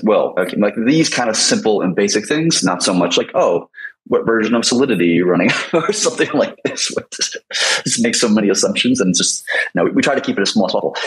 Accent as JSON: {"language": "English", "country": "United States", "said": "I'm American"}